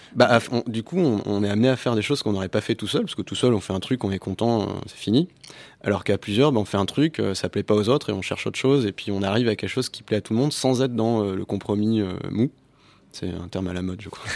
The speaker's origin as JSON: {"language": "French", "country": "Tunisia", "said": "Nous-mêmes, on s'appelle les Arabes, on dit qu'on parle arabe alors qu'on parle tunisien"}